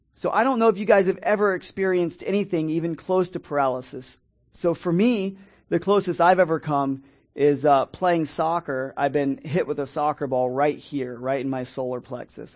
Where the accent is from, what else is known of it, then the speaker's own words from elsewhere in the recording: Dade City, Florida, United States; now in St. Petersburg, United States; I grew up in an area up in Dade City, Pasco County, where there's a lot of migrant workers